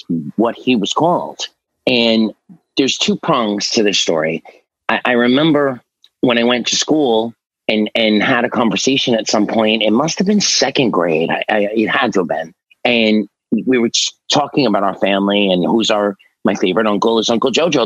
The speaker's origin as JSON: {"language": "English", "town": "New York City", "region": "New York", "country": "United States", "said": "I'm from Staten Island, New York, Willowbrook"}